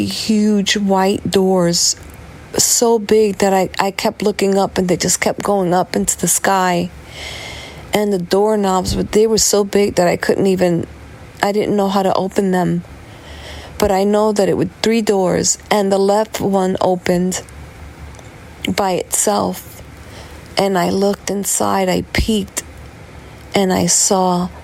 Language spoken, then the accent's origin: English; New York City, New York, United States; I'm from New York City